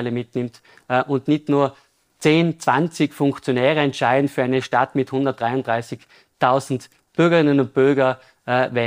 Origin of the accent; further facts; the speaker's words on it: Innsbruck, Tyrol, Austria; war Ringkämpfer beim AC Vollkraft Innsbruck, äh, wo ich groß geworden bin